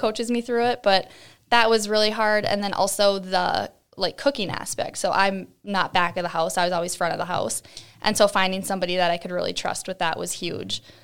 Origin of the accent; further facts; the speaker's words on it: Cold Spring, Minnesota, United States; moved away as an adult; also born or lived in Columbia Heights, Minnesota; now in Buffalo, United States; I was born in Cold Spring, so, like, up by Saint Cloud